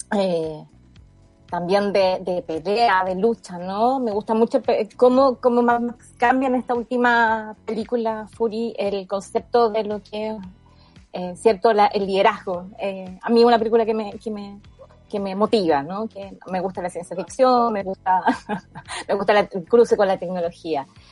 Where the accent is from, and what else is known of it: Chile